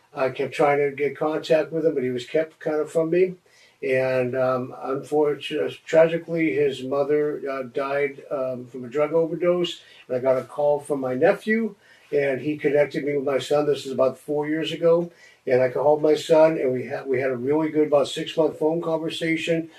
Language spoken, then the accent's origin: English; Los Angeles, California, United States; I grew up in Los Angeles around uh, the late 60s